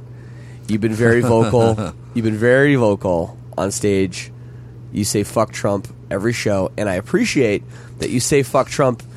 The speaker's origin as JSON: {"language": "English", "country": "Canada", "said": "I'm Canadian"}